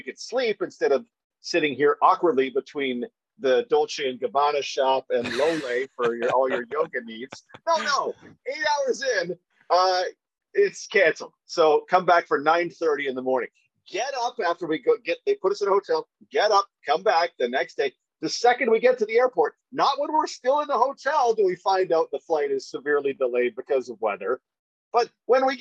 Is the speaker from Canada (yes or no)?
yes; Alberta, Canada; everybody I grew up with around Alberta